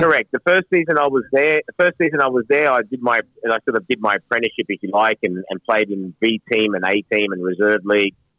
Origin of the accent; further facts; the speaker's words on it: Sydney, New South Wales, Australia; also born or lived in London / Manchester; Sydney, uh, where I grew up here in Australia.